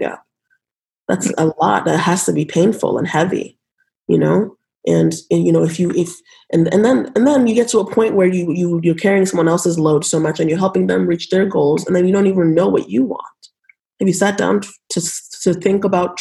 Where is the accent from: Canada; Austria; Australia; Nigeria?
Nigeria; now in United States; I was born in Nigeria